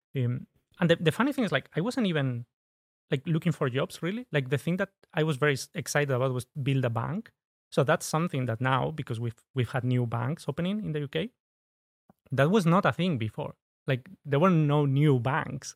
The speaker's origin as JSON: {"language": "English", "country": "Spain", "second_language": "English", "moved": "as an adult", "lives_now": "United Kingdom", "said": "I'm originally from Spain. When I moved, uh, to the U K"}